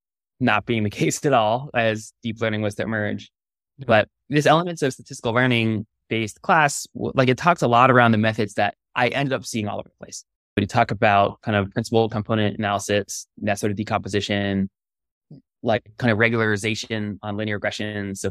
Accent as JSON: {"language": "English", "region": "Connecticut", "country": "United States", "tie": "born or raised there", "also_born_or_lived": "California", "moved": "as an adult", "said": "I grew up in the East Coast in Connecticut and then came out west to college to Stanford"}